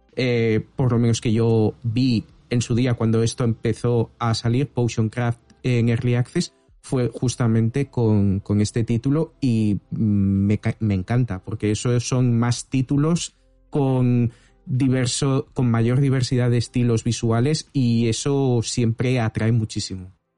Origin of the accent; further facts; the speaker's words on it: Valencia, Valencian Community, Spain; yo soy de Valencia